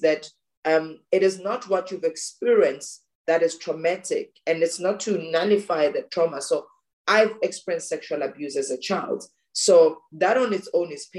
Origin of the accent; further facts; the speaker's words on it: South Africa; growing up in South Africa